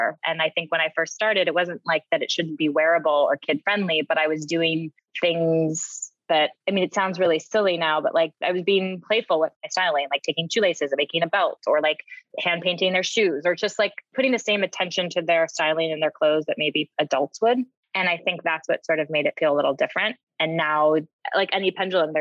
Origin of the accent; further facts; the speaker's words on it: San Francisco, California, United States; moved away; I grew up in San Francisco